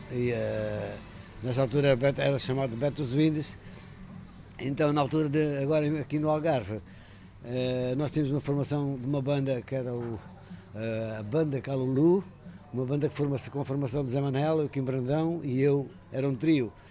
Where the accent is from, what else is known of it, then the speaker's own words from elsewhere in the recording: Angola; moved away as an adult; now in Portugal; Quando em 70, nós viemos de Angola já depois da, da independência, viemos em 75.